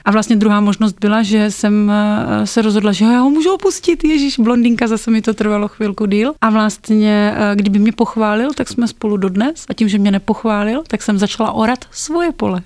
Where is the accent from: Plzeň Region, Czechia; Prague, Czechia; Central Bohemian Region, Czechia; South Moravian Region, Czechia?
South Moravian Region, Czechia; Brno; v Brně, odkud pocházím